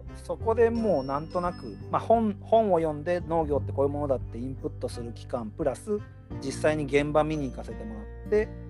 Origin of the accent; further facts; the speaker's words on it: Fuji, Shizuoka, Japan; 僕富士宮っていうより富士市出身なんですけど